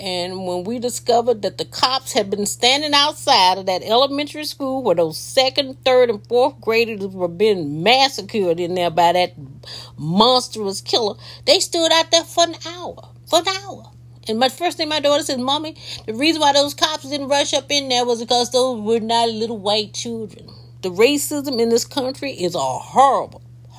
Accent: Mississippi, United States; I grew up in Mississippi.

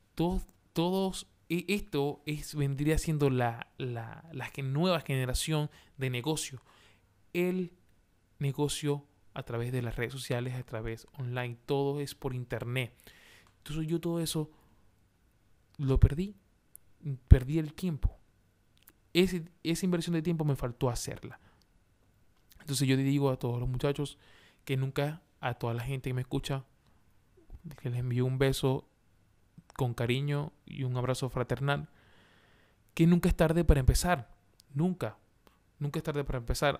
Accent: Maracaibo, Zulia, Venezuela; moved away as an adult; now in Santiago, Chile; soy venezolano de Maracaibo, de Maracaibo, de donde nace el sol. Allá, de allá soy yo.

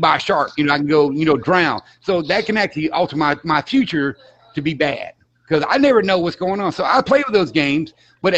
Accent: Florida, United States; accent: Southern; I'm from Florida.

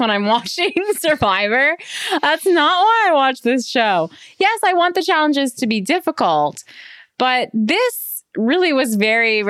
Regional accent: Canada; I'm Canadian.

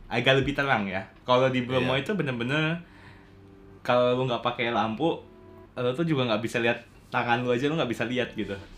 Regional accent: Tarakan, North Kalimantan, Indonesia; moved away as an adult; also born or lived in Singapore; gue tuh berasal dari Tarakan, Kalimantan Utara

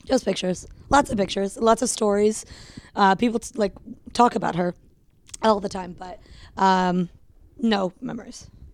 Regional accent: Connecticut, United States; also born or lived in Rochester, New York / England / Pennsylvania; we moved to Connecticut when I was almost three

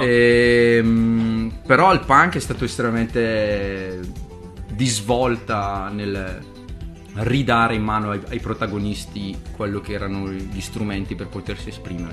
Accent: Italy; sono italiano

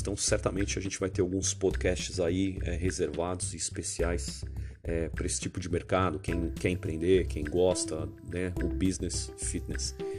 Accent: São Paulo, Brazil; sou de São Paulo, capital

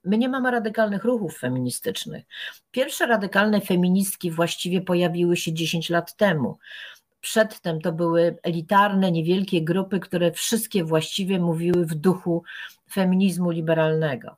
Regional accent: Poland; pochodzę z tak dziwacznego kraju, gdzie ministrowie słyszą płacz zamrażanych zarodków

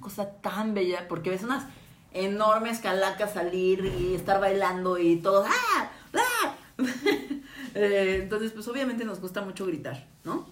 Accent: Mexico; somos vecinos de Estados Unidos

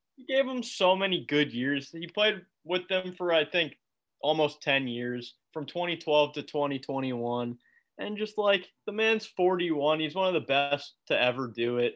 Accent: United States; I'm American

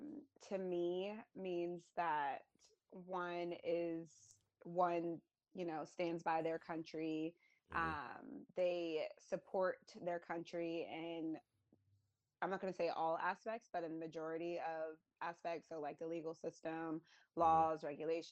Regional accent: Virginia, United States; I'm originally from Virginia, but I have been to so many different states through the military and a few different countries.

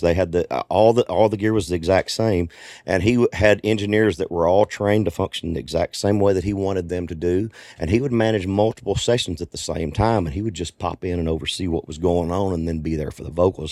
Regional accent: Arkansas, United States; I grew up in Arkansas, so I'm a Razorback fan

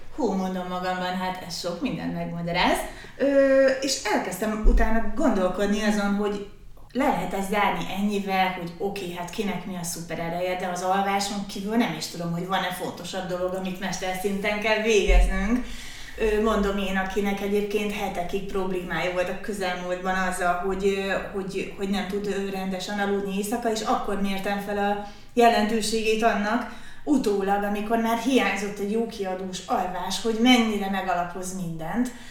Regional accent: Debrecen, Hajdú-Bihar, Hungary; miért érzem magam Debrecenének, miért kötődöm ennyire ehhez a városhoz, itt is születtem

